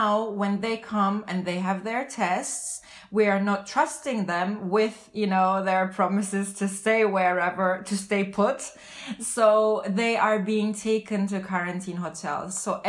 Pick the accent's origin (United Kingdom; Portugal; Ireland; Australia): Portugal; Lisbon; from Lisbon.